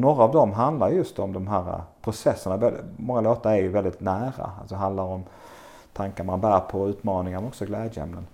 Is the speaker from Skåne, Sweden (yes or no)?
yes; Bjärred, Skåne, Sweden; now in Långasjö, Sweden; Jag växte upp i Bjärred utanför Lund, nere i eh, Skåne då